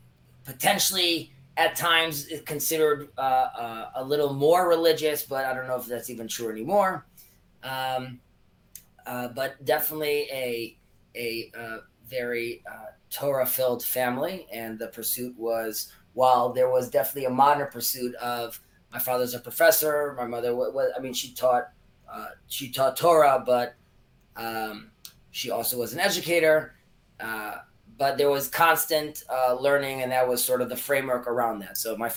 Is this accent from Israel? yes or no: yes; Israel; So born and raised in Israel, my mother and father made Aliyah, ascended. They moved to Israel in the early 80s